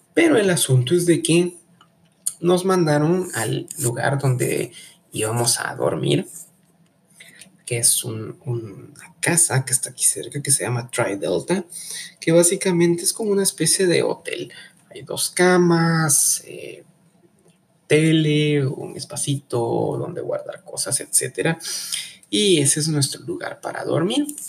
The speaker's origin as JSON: {"language": "Spanish", "country": "Guatemala", "said": "ser uno guatemalteco y desconfiado"}